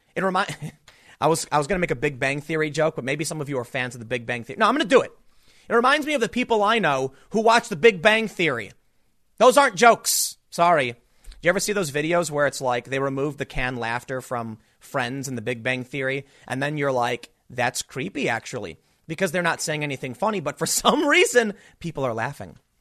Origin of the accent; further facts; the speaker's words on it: United States; I'm an American